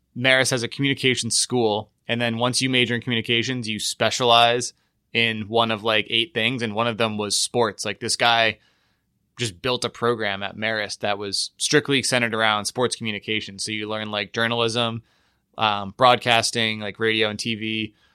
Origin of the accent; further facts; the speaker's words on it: Latham, New York, United States; moved away; also born or lived in Troy, New York; grew up in Latham, New York, which no one has ever heard